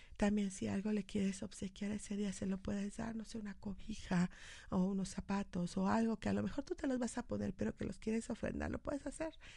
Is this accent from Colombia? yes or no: no; Mexico; como, mexicanos